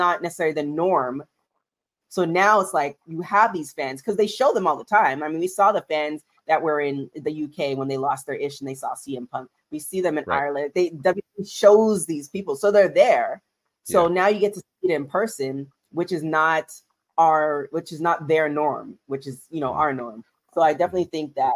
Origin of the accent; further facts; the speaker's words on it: Canada; moved away; I'm Canadian, just trying to make it in America